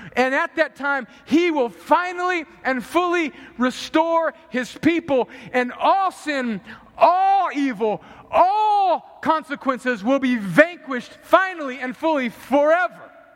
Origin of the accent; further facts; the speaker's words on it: United States; moved away; I grew up on the Mexican border